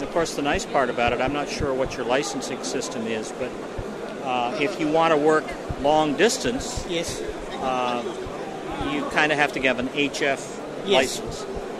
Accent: United States; moved away as an adult; now in Canada; I'm an American, she's Canadian. Uh-huh. I married her, she dragged me across the border, and now I live in Canada.

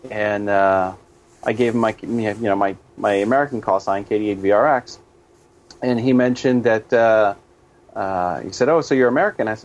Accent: Canada; now in United States; I'm originally from Canada. Uh, I I live partially in the states, and I go back uh, home uh, more often.

